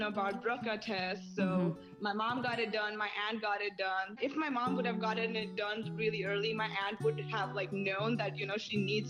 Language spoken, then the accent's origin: English; India; I'm from India. I'm 21 years old